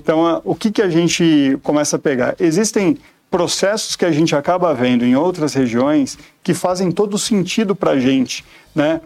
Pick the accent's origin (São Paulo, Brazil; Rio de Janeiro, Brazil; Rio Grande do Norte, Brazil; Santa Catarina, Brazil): São Paulo, Brazil; moved away as an adult; now in Itupeva, Brazil; nasci em Pirituba, então acabei fazendo toda a minha, minha vida